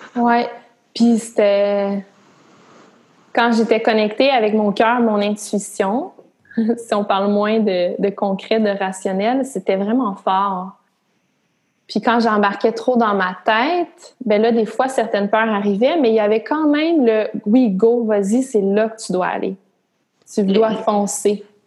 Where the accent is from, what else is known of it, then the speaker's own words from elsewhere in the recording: Gatineau, Quebec, Canada; je viens de Gatineau, puis dans la région de d'Outaouais, tout le monde travaille au gouvernement